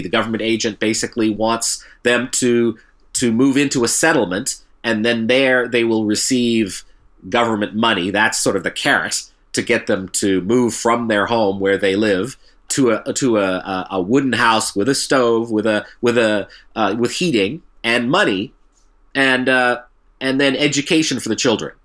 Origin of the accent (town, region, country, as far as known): Canada